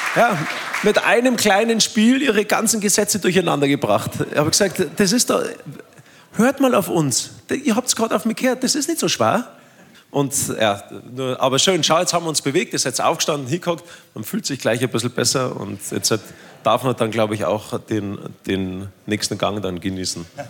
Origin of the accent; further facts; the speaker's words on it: Germany; bei uns in Deutschland